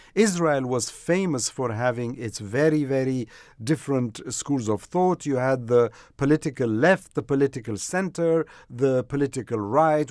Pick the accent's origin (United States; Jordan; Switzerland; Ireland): Jordan; I'm from Jordan.